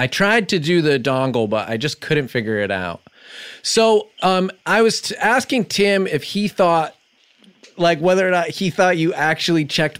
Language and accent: English; New York, United States; I know you don't know me because you're in LA. I'm from New York